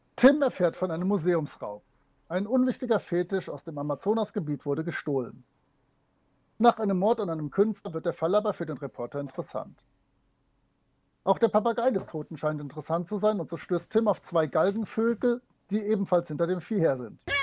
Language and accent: German; Rhineland, Germany; Kölsch würde ich zur Not hinkriegen, also als, als Rheinländer.